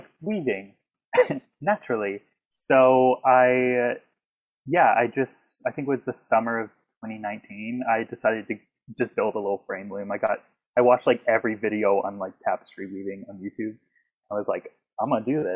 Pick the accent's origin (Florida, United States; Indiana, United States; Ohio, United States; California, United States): Florida, United States; Dunedin; moved away as an adult; now in Newfoundland, Canada; I'm from Tampa Bay, Florida, the town of Dunedin, Florida, small little town